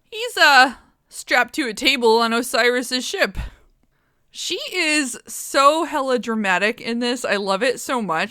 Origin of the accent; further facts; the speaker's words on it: United States; We're American.